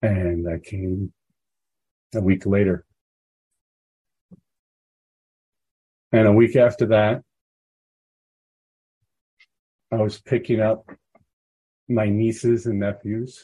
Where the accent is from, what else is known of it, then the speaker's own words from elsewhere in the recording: Chicago, Illinois, United States; moved away as an adult; now in Florida, United States; I grew up in Chicago.